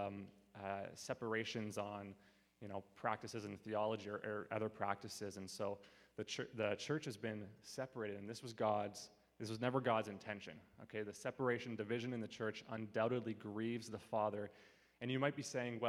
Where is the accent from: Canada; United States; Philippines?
Canada; Abbotsford, British Columbia; I grew up in Abbotsford kind of my whole life.